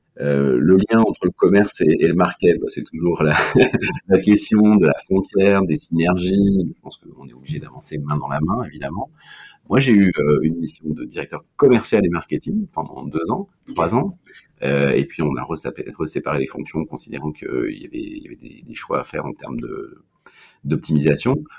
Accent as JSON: {"language": "French", "region": "Brittany", "country": "France", "said": "je suis breton"}